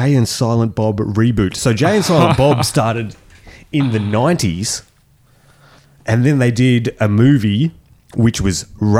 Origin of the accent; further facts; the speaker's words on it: Germany; born there; Wait, I was born in Germany.